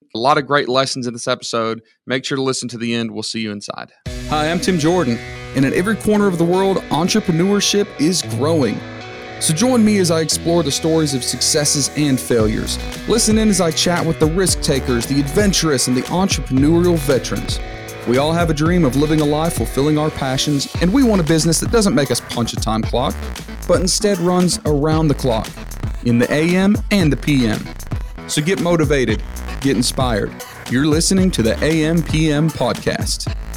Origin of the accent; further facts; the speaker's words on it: United States; I'm an American